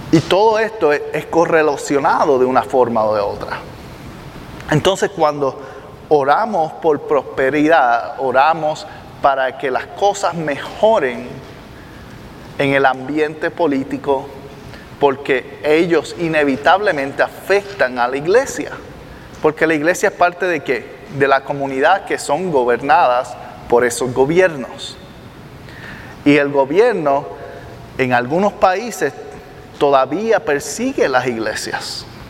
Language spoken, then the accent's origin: Spanish; Puerto Rico; Yo soy de Puerto Rico